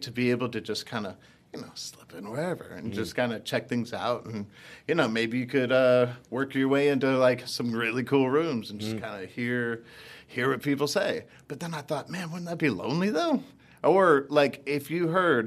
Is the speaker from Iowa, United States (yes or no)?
no; Philadelphia, Pennsylvania, United States; moved away as an adult; also born or lived in Clarksdale, Mississippi / Austin, Texas; now in Dallas, United States; I went to high school and middle school, high school, and college in Philly